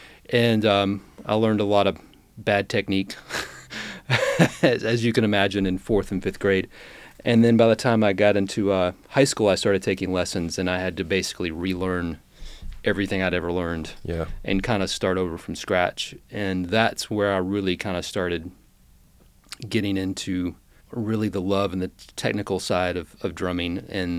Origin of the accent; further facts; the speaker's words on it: Roswell, Georgia, United States; I was born and raised in outside of Atlanta, Georgia, in Roswell, Georgia.